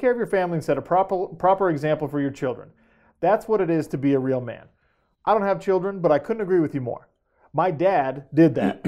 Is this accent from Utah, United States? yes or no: yes; Sandy, Utah, United States; I grew up in Sandy, Utah, in a mid, upper middle class family